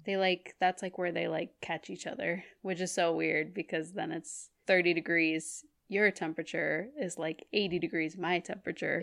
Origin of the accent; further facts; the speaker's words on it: Minnesota, United States; moved away; I'm from Minnesota